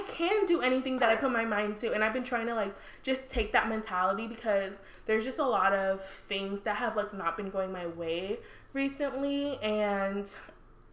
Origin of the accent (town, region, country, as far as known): Nigeria